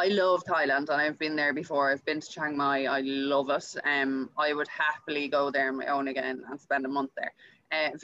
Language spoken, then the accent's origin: English; Louth, Leinster, Ireland; moved away as an adult; now in Perth, Australia; I am from Ireland, from Louth, and I'm living over in Perth in Australia, just about 2.5 years now